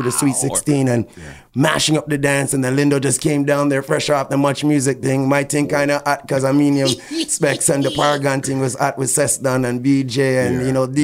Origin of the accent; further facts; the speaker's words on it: Toronto, Ontario, Canada; also born or lived in Jamaica; my parents are from Jamaica. I'm born in North York as a Canadian.